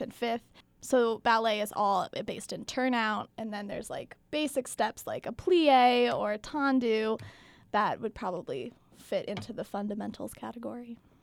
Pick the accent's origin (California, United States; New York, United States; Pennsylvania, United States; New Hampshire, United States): Pennsylvania, United States; outside of Philadelphia; moved away as an adult; now in Madison, United States; I am from outside of Philadelphia